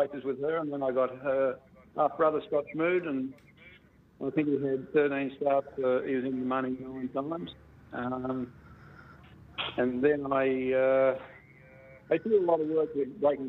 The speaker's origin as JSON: {"language": "English", "town": "Albury", "region": "New South Wales", "country": "Australia", "tie": "born or raised there", "also_born_or_lived": "Queensland", "moved": "as an adult", "lives_now": "Tasmania, Australia", "said": "we left Tasmania when I was a young fellow. And I grew up in Albury, Wodonga."}